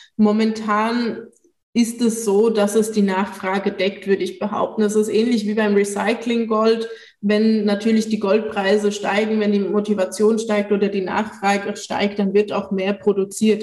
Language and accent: German; Switzerland; moved away; zu Hause fühle ich mich am ehesten noch in der Schweiz, wo ich aufgewachsen bin